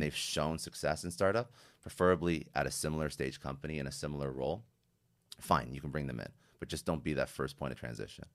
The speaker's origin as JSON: {"language": "English", "country": "Canada", "said": "I'm Canadian"}